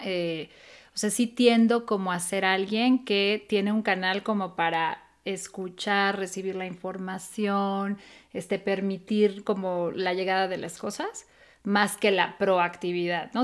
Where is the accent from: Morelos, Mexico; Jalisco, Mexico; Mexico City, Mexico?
Mexico City, Mexico; moved away; yo nací en la colonia Roma y yo crecí en la Condesa y la Roma.